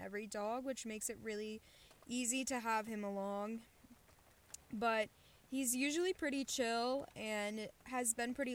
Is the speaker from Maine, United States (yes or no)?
no; Baltimore, Maryland, United States; moved away as an adult; I'm 21 years old, and I'm from Baltimore, Maryland